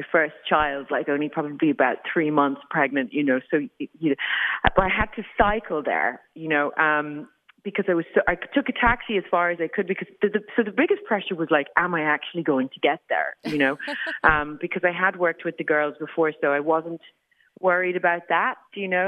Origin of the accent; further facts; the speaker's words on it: Ireland; growing up in Ireland